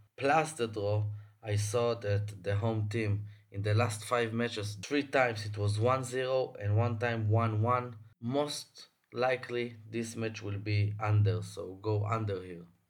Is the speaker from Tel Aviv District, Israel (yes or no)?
yes; Tel Aviv, Tel Aviv District, Israel; I'm from Tel Aviv, recording for my house